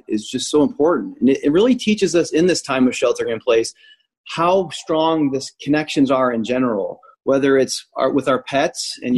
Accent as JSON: {"language": "English", "region": "Illinois", "country": "United States", "tie": "born or raised there", "also_born_or_lived": "Indianapolis, Indiana", "moved": "yes", "said": "I grew up 45 minutes outside of Chicago"}